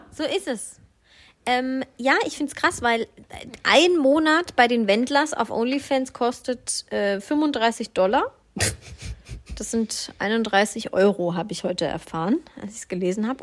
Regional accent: Swabia, Germany; ich bin ja Schwabe

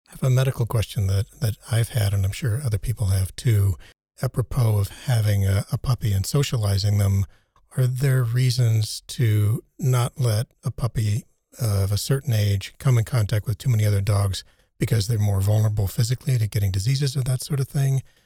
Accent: United States; now in Germany; growing up in the United States

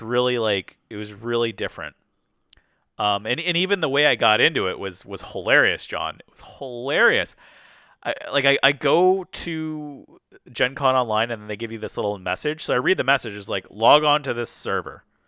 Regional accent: Canada; I'm Canadian, but I'm, we're more, you know, we're in Detroit here

